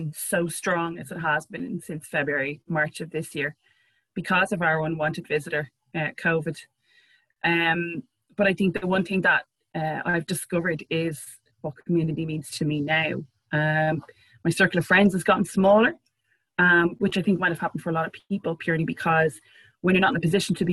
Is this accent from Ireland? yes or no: yes; Ireland; being Irish and having a very dry, sarcastic sense of humor